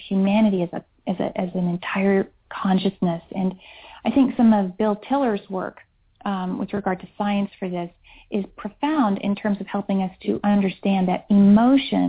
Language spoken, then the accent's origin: English; Hesse, Germany; moved away; also born or lived in Switzerland; I grew up in Germany and in Switzerland, but Germany is where I really experienced this the most